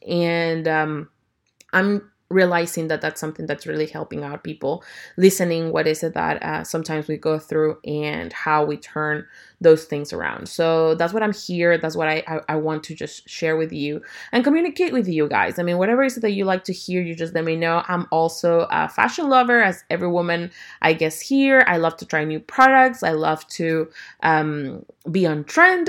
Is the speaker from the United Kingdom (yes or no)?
no; Ecuador; now in Houston, United States; I'm originally from Ecuador, and I currently live in Houston, Texas.